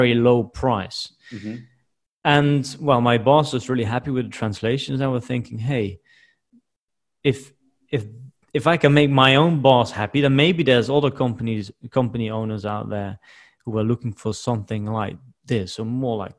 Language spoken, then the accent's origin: English; Netherlands; moved away as an adult; I'm from the Netherlands originally